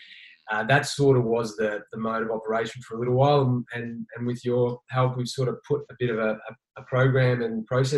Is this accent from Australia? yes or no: yes; Victoria, Australia; now in Queensland, Australia; like I moved up here to Queensland from Victoria originally